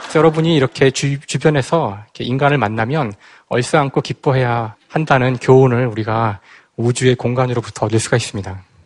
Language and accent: Korean; Seoul, South Korea; 고향은 서울이고요.